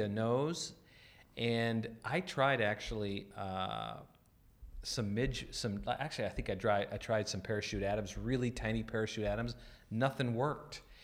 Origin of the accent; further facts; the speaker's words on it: North Dakota, United States; I grew up in North Dakota